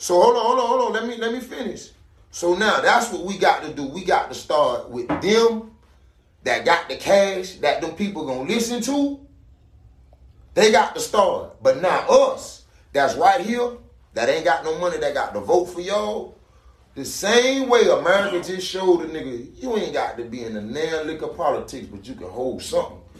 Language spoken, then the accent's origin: English; Miami, Florida, United States; I'm from Miami